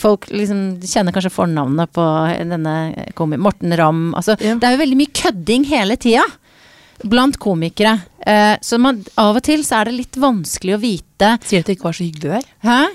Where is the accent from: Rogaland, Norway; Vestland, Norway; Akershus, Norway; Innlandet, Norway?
Akershus, Norway; Jessheim; jeg er oppvokst på Jessheim